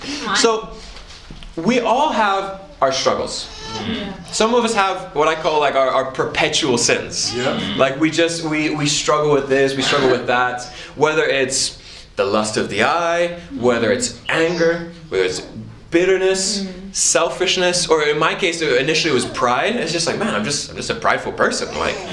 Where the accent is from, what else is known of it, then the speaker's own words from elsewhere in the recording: Papua, Indonesia; So I grew up in Indonesia. And I love Indonesia. It's a great country. And in Indonesia, where I was at specifically, was an island called Papua.